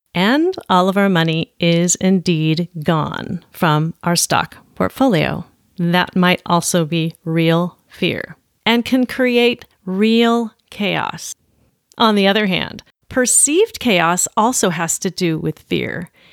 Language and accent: English; Olympia, Washington, United States; my hometown, Olympia